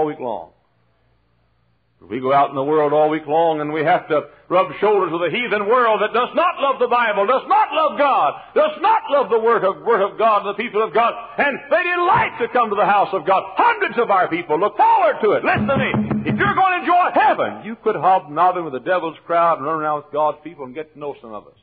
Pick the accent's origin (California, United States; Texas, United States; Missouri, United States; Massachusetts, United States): Texas, United States; Dallas; moved away; I'm from Dallas.